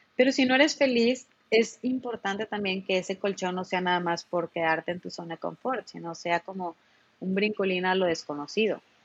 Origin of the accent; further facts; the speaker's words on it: Monterrey, Nuevo León, Mexico; en Monterrey pensábamos así